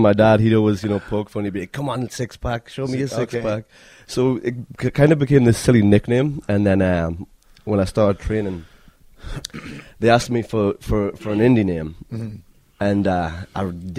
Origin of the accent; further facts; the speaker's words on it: Newcastle upon Tyne, North East England, United Kingdom; accent: Geordie; moved away as an adult; now in United States; I'm from Newcastle, so I'm a Geordie.